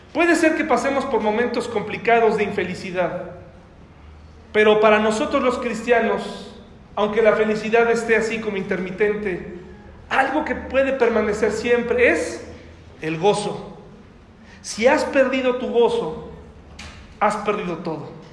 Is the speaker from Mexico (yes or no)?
yes; Mexico